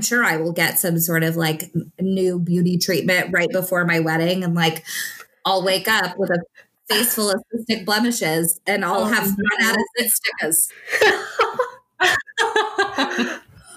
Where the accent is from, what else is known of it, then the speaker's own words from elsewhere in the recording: Naples, Florida, United States; moved away; also born or lived in Oklahoma; I am getting married in Naples, Florida, which is where I'm from